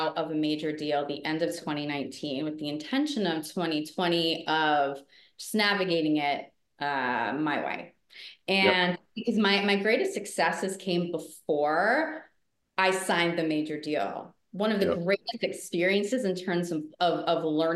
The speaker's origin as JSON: {"language": "English", "region": "Rhode Island", "country": "United States", "tie": "born or raised there", "also_born_or_lived": "New York City", "moved": "yes", "said": "I grew up in Rhode Island. Spent a big chunk of my life in New York City. So New York City's home."}